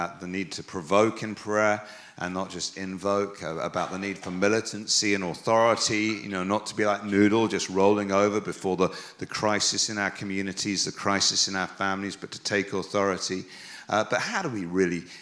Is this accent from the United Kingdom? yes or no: yes; England, United Kingdom; I'm English